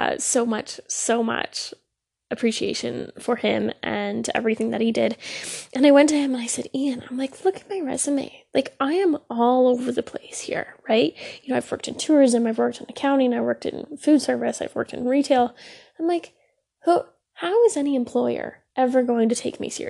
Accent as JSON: {"language": "English", "region": "Ontario", "country": "Canada", "said": "I am Canadian, I live in Ontario"}